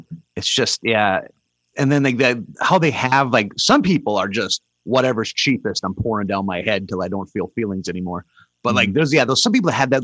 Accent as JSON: {"language": "English", "area": "Bottineau", "region": "North Dakota", "country": "United States", "tie": "born or raised there", "moved": "yes", "said": "my hometown is Botno"}